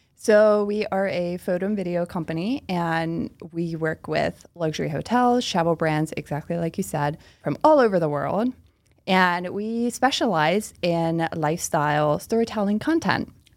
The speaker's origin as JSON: {"language": "English", "town": "Oxford", "region": "Pennsylvania", "country": "United States", "first_language": "Pennsylvania Dutch", "second_language": "English", "moved": "as an adult", "lives_now": "Philadelphia, United States", "said": "I am from a small town called Oxford, P A, which is in Chester County, Pennsylvania."}